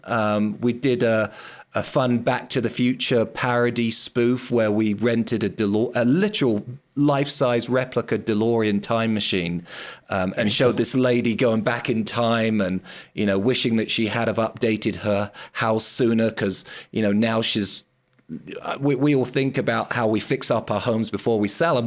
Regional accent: London, United Kingdom; I grew up in London

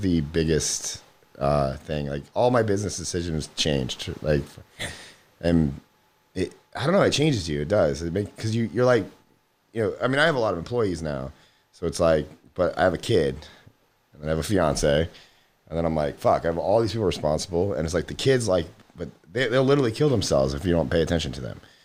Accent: Florida, United States; I'm from Florida

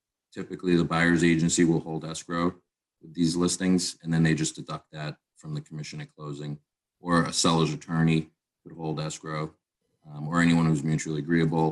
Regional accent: Massachusetts, United States; I started off in Massachusetts. It's my home state

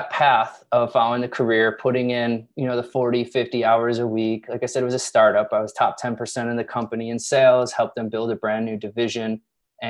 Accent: Chicago, Illinois, United States; moved away as an adult; also born or lived in Los Angeles; I'm from the Midwest, Chicago

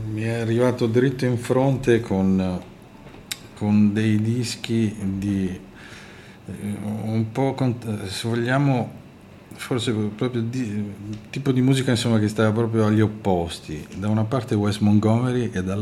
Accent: Lombardy, Italy; A quell'età stavo dove sono cresciuto, in provincia di Milano, a 20 km a nord di Milano.

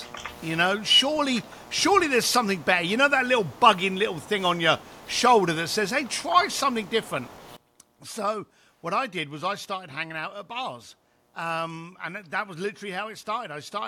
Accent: London, United Kingdom; And I was a bricklayer from East London, got kicked out of school, never went to college

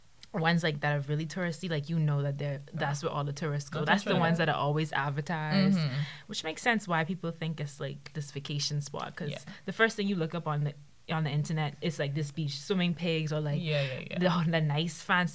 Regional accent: Bahamas; I'm from the Bahamas, born and raised.

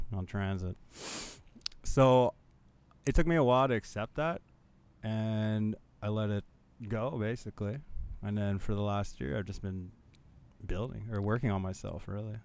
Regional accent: Manitoba, Canada; I'm from Manitoba

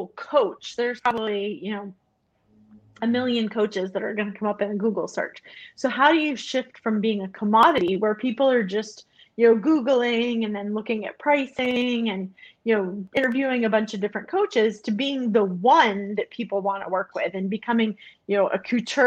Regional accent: United States; moved away as an adult; I'm American

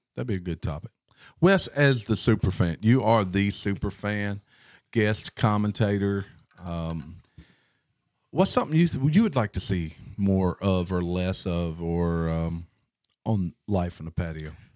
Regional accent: the Delta, United States; we are from the Delta

